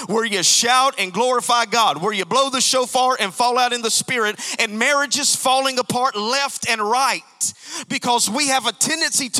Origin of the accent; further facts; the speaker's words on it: Alabama, United States; I'm from Alabama